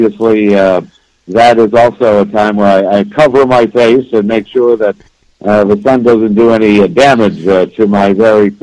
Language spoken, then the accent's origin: English; Ottawa, Ontario, Canada; moved away as an adult; now in Florida, United States; went back to my hometown, which is Ottawa, Ontario, Canada